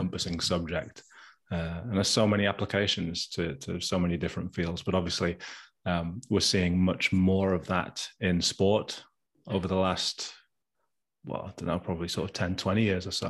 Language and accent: English; Gateshead, North East England, United Kingdom; moved away as an adult; now in Sheffield, United Kingdom; I grew up in Gateshead. No one knows where Gateshead is, so I always just say Newcastle.